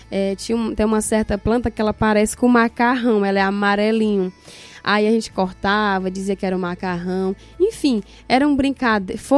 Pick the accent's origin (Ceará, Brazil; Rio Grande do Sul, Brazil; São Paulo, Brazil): Ceará, Brazil; Tamboril; Eu sou natural de é, município de Tamboril, né? Nasci no município, né, num lugar chamado Água Fria, né, o é interior de Tamboril. Sou de lá.